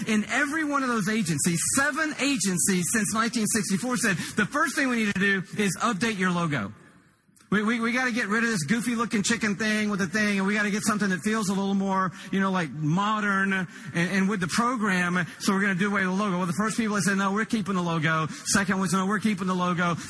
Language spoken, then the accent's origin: English; Atlanta, Georgia, United States; I'm from Atlanta, Georgia. Shelley, my wife, and I live there